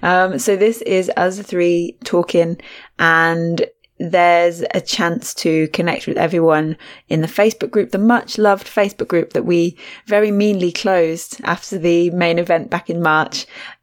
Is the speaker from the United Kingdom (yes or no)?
no; Australia; accent: Australian; I didn't even say it fully. I only put my accent on right at the end of the word. I should have gone full Australia.